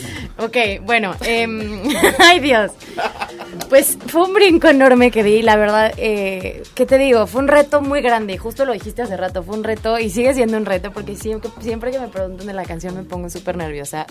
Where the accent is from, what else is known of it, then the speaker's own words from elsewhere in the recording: Cuernavaca, Morelos, Mexico; soy de aquí de Cuernavaca, Morelos